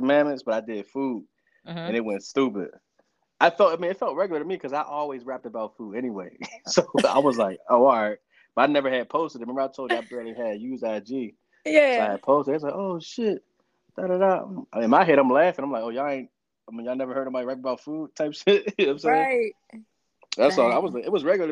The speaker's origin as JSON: {"language": "English", "town": "Pittsburgh", "region": "Pennsylvania", "country": "United States", "said": "I ain't grew up in Philly. I'm from Pittsburgh"}